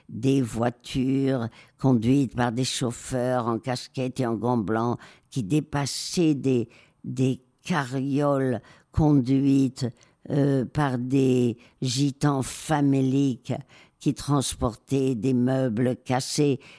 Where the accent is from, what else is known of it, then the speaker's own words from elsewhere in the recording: Marseille, Provence-Alpes-Côte d'Azur, France; also born or lived in Madrid; je viens d'écrire tout sur mon enfance à Marseille et Madrid.